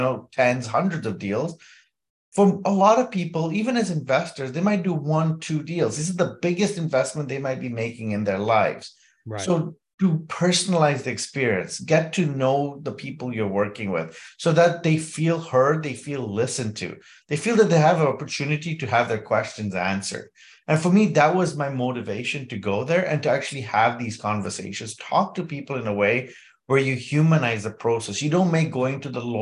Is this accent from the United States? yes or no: no; Kenya; I was born and raised in Kenya